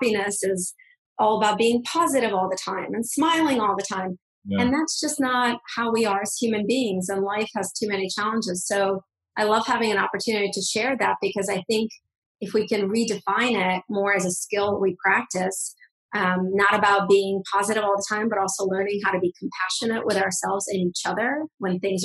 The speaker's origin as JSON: {"language": "English", "country": "Russia", "moved": "yes", "said": "I come from Russia. I'm a Russian Jewish immigrant"}